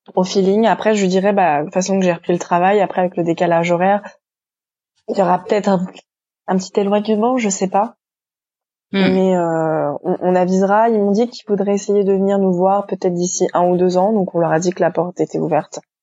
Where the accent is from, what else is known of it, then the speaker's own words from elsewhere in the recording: France; moved away as an adult; also born or lived in New York; now in China; nous Français